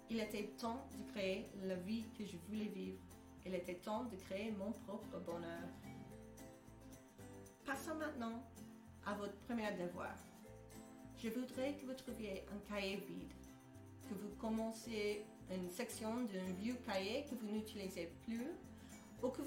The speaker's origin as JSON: {"language": "French", "country": "United States", "second_language": "French", "moved": "as an adult", "lives_now": "Belgium", "said": "Je suis américaine. Je sais, c'est étonnant, hein? mais j'ai émigré en Belgique en 2010"}